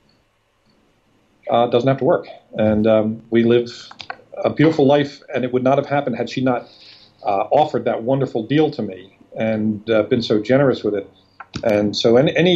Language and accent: English; Philadelphia, Pennsylvania, United States; moved away as an adult; now in Del Mar, United States; We're up in Philadelphia. I've lived in California for 4 years